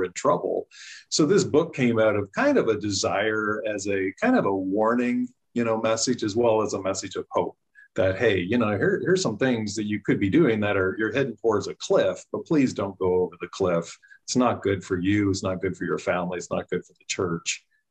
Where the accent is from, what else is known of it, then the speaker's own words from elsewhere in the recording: Canada; moved away as an adult; now in United States; I grew up in Canada, came to the U.S. in 93 to get my master's in counseling.